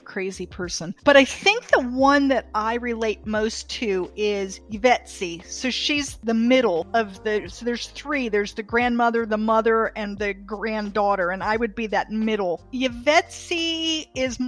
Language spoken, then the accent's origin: English; Athens, Attica, Greece; now in North Carolina, United States; I was born in Athens, Greece